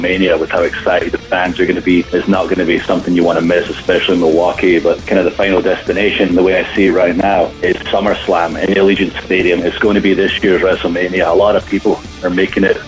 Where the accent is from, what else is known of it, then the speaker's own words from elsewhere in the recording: Scotland, United Kingdom; I'm from Scotland